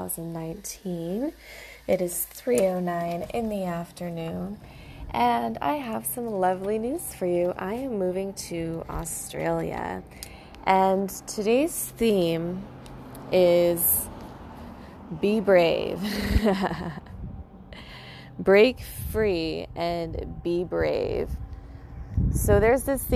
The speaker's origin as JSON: {"language": "English", "country": "United States", "tie": "born or raised there", "lives_now": "Palm Springs, United States", "said": "I was born in America"}